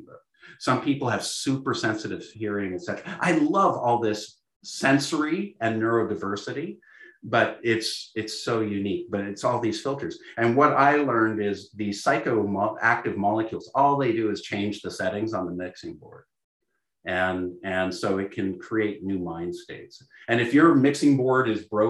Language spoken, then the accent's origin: English; Canada; I'm Canadian